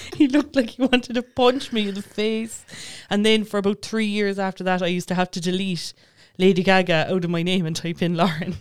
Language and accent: English; Tower, Munster, Ireland; I grew up in Tower